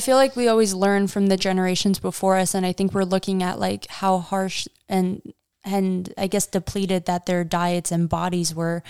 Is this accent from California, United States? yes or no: no; New York, United States; I grew up in New York eating pasta and pizza literally